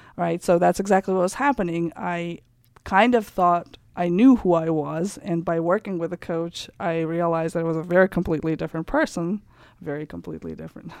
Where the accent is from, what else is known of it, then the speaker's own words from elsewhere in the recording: Kazakhstan; English is a second language; moved away as an adult; also born or lived in Germany / France; now in Germantown, United States; I grew up in Kazakhstan. Then I lived for three years in Germany and France, and then I came here when I was 21 years old